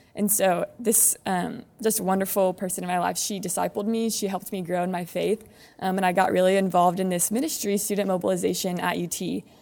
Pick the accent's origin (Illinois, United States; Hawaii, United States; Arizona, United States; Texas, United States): Texas, United States; San Antonio; I grew up in Alma Heights, um, just around the corner